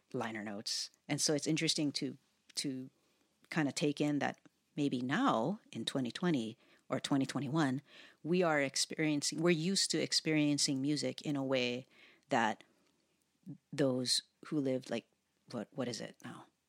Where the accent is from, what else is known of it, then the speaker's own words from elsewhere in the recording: Hawaii, United States; having been born and raised in Hawaii